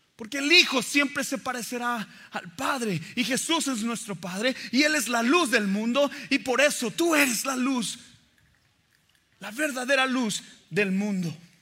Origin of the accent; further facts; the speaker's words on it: Mexico; crecí en México